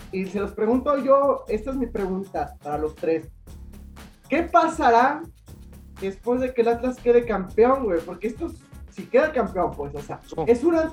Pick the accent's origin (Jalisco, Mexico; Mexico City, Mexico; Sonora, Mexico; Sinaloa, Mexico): Mexico City, Mexico; moved away; yo soy chilango, güey.